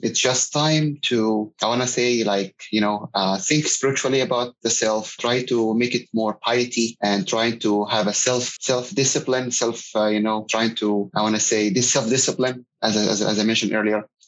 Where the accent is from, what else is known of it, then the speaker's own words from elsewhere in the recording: Egypt; moved away as an adult; now in San Antonio, United States; I'm originally from Egypt, and I came here in the United States about 20 years ago as a student